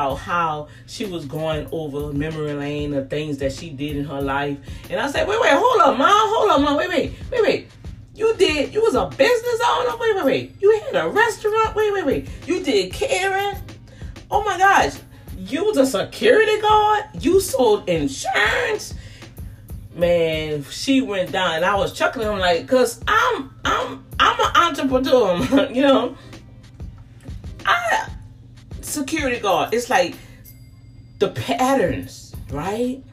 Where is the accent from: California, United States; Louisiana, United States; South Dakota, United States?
Louisiana, United States; New Orleans; Me growing up in the St. Thomas Project